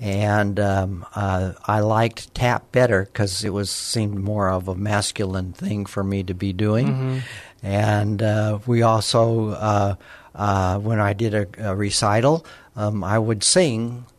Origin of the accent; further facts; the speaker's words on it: Alamogordo, New Mexico, United States; I was born in Alamogordo, New Mexico, and born and raised there, went to public high school there, went to the University of New Mexico